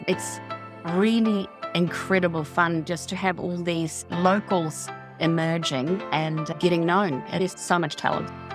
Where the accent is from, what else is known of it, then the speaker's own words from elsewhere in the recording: Gotland, Sweden; moved away as an adult; also born or lived in north of Auckland, New Zealand; now in Auckland, New Zealand; I was born in Gothland, which is an island in the Baltic Sea.